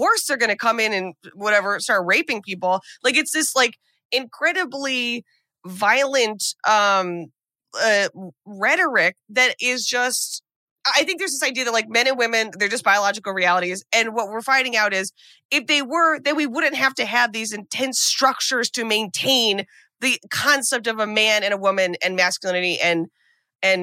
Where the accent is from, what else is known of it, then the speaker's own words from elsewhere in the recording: United States; as an American